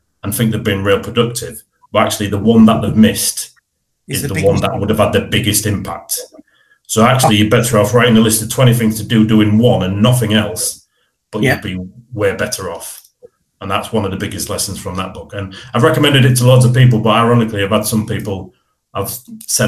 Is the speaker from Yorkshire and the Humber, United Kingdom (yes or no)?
yes; Hull, Yorkshire and the Humber, United Kingdom; I was brought up in Brandsham. So I was born and bred in Brandsham.